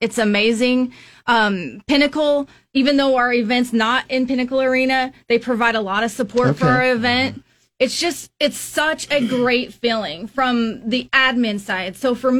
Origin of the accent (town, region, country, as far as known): Cheyenne, Wyoming, United States; born or raised there; now in Lincoln, United States